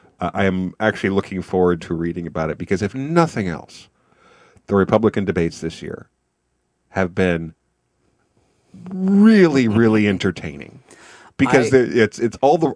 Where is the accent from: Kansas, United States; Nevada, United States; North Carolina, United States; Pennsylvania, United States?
Kansas, United States; now in Missouri, United States; We are in Missouri. I'm from Kansas. I get to have I can see Kansas from here, essentially. And I get to watch my home state burn